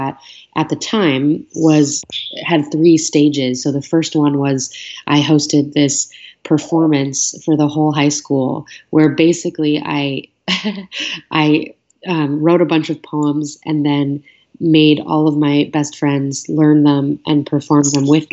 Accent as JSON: {"language": "English", "town": "New York City", "region": "New York", "country": "United States", "tie": "born or raised there", "said": "I was growing up in New York City"}